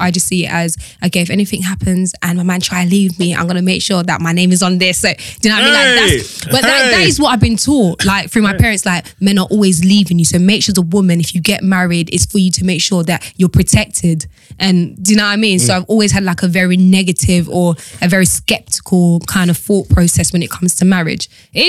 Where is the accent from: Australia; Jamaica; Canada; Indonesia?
Jamaica; I'm Jamaican.